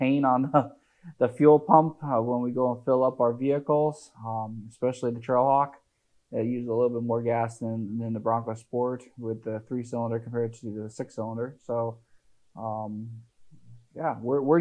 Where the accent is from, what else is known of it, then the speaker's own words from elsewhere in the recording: Midwest, United States; we're from the Midwest